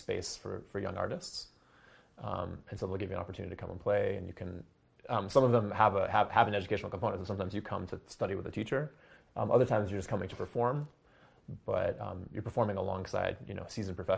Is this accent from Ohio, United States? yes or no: yes; Ohio, United States; growing up in Ohio, where I'm from